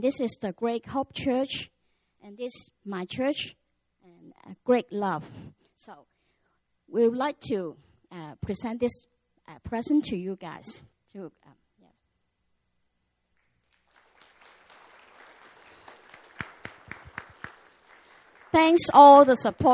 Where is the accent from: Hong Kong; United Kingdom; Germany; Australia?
Hong Kong; moved away as an adult; now in Macau; I'm come from Hong Kong and go to Macau as missionary, the whole family